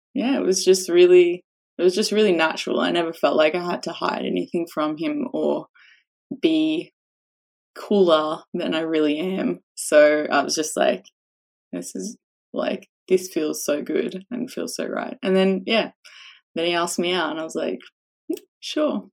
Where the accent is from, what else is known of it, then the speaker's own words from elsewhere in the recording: Australia; a little bit of a sarcastic Australian